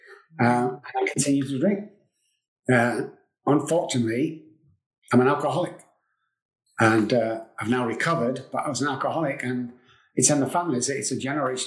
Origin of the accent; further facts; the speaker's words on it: England, United Kingdom; moved away as an adult; now in Texas, United States; I'm from England. I came over here 16 years ago to Texas.